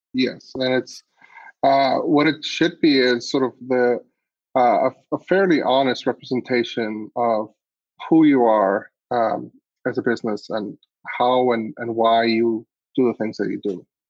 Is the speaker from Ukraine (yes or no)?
no; Iceland; I grew up in Iceland